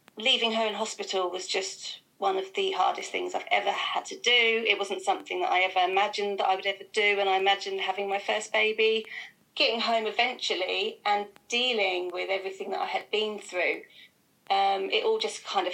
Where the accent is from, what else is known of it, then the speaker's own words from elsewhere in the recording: Felixstowe, East of England, United Kingdom; moved away as an adult; also born or lived in Reading; I grew up in Felixstowe, I didn't have anybody around.